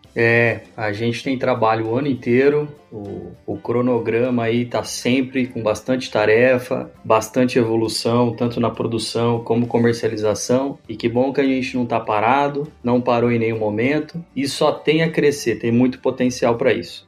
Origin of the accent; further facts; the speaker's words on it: Rondonópolis, Mato Grosso, Brazil; now in Campo Verde, Brazil; Sou brasileiro, mato-grossense, nascido em Rondonópolis, moro hoje em Campo Verde